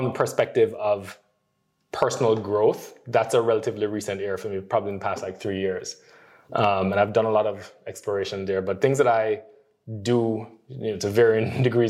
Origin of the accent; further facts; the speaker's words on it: Jamaica; Worst Jamaican. I cannot run. And I am not the relaxed, chill kind of guy that you stereotypically think of as being Jamaican